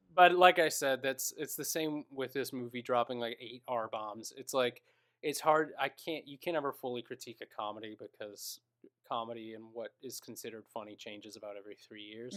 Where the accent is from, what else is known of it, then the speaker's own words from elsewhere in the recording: Minnesota, United States; I am was born and raised in Minnesota.